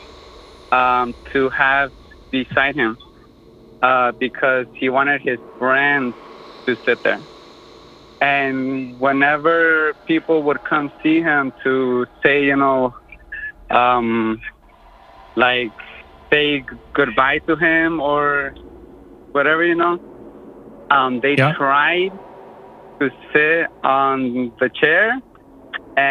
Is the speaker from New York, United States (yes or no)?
no; Boardman, Oregon, United States; I'm from Boardman, Oregon